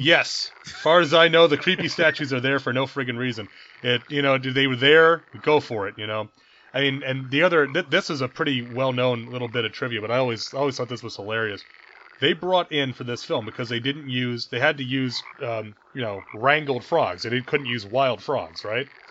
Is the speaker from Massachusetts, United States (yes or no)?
no; New York, United States; we're from New York, and that that's you know uh, something that's part of our our youth.